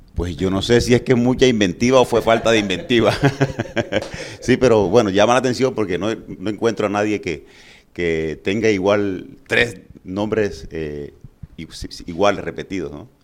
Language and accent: Spanish; Valledupar, Cesar, Colombia; Yo vengo del barrio Primero de Mayo, de allá del sur del Primero de Mayo, de la calle 31 con 20